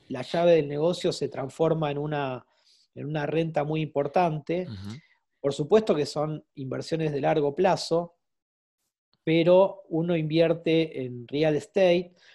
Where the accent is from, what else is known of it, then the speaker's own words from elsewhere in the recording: Argentina; siendo argentino